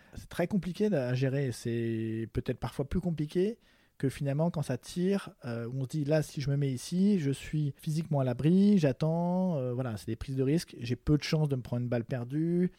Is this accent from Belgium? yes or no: no; France; also born or lived in Paris; en tant que Français